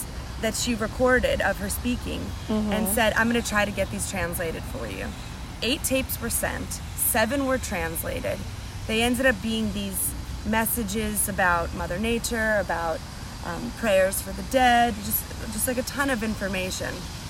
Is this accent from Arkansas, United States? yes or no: no; New Jersey, United States; New Jersey.